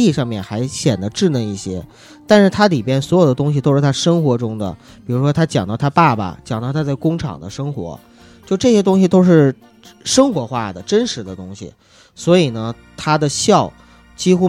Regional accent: Northeast China, China; 就我是属于那种特别不会说东北话的东北人。他呢是我们老家的，他呢是说东北话说特溜

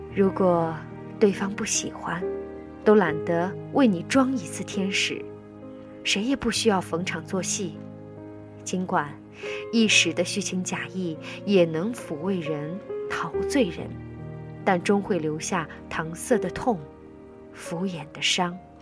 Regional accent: China; 我们中国人

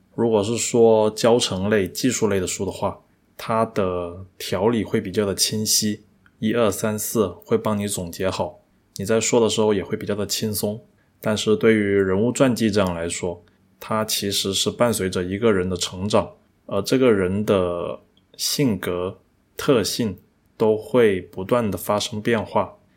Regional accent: China; 那个时候以我们中国人的消费来说的话

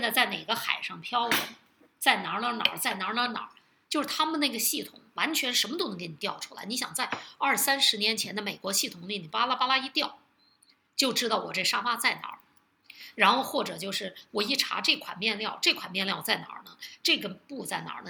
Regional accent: Beijing, China; 我为什么不能保留北京人呢

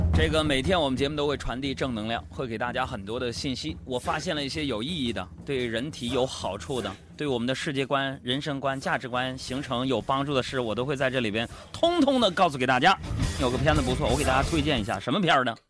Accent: Northeast China, China; accent: Northeastern dialect; 我们东北方言

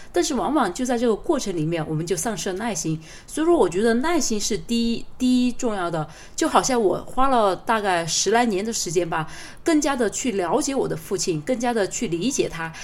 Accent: China; 我们中国人

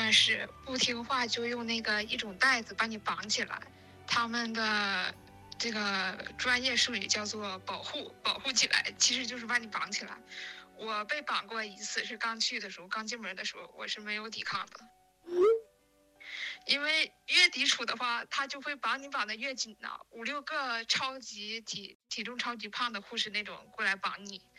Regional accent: Changchun, Jilin, China; 她是吉林财经大学的，我是长春人嘛

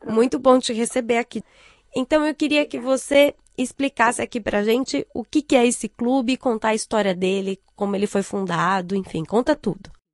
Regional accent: Brazil; now in China; eu como brasileira

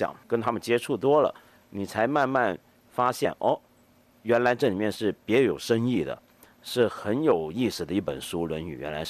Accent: Taiwan; now in Hong Kong; 我是我在香港出生，四个月大就到了台湾去住。

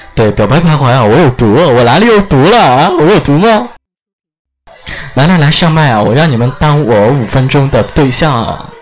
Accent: Chengdu, Sichuan, China; accent: Chengdu dialect; 我死成都的，我走成都话啊

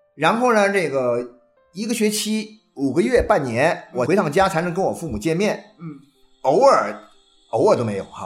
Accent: China; moved away as an adult; 你看我们中国人一旦到了春节那个回家那种 啊 狂潮啊， 必须回家。

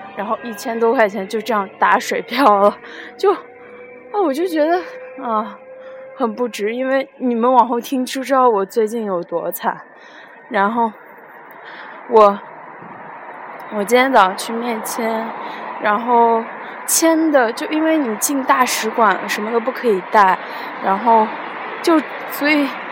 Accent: Luoyang, Henan, China; accent: Luoyang dialect; 我们洛阳话说是死鬼

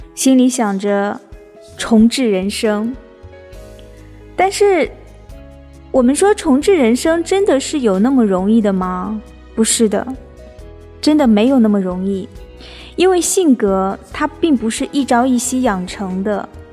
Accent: China; 我们中国

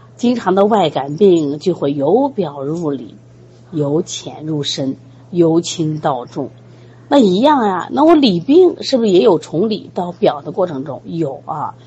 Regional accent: China; 我们中国人

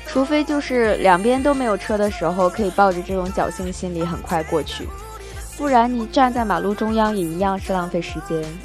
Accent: Northeast China, China; now in Shenzhen, China; 我老家东北，有很多红红火火的卖春联啊、卖福字啊、灯笼这样的

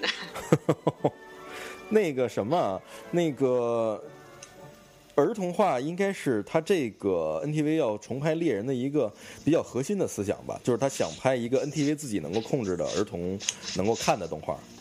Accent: Beijing, China; accent: Beijing dialect; 咱们北京话叫狗食孩子或者什么呀，叫混孩子的这种

